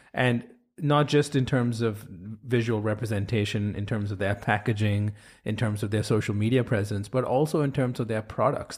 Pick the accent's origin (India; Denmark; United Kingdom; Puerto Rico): India; moved away; I grew up in India